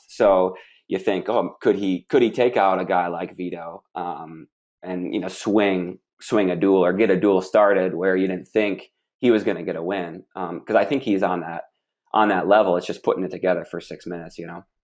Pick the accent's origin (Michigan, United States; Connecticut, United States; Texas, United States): Michigan, United States; I'm from Michigan